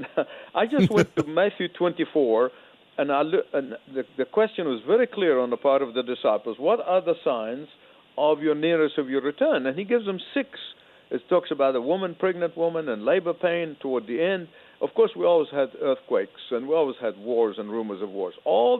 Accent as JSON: {"language": "English", "country": "Egypt", "tie": "born or raised there", "moved": "yes"}